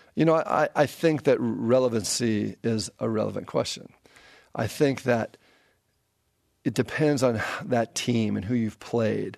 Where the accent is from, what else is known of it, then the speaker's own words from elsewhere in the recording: Pasadena, California, United States; it's in the Rose Bowl. This is my hometown